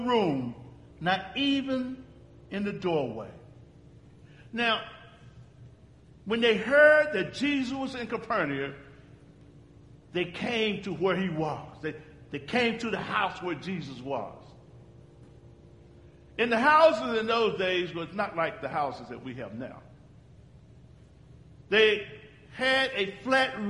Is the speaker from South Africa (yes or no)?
no; Uganda; And we're from Uganda